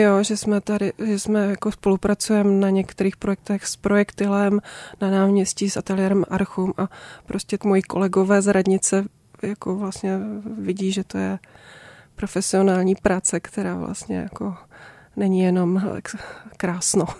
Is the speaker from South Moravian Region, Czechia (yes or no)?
yes; Brno, South Moravian Region, Czechia; now in Řevnice, Czech Republic; v Brně, v rodišti, odkud pocházím, v Bosonohách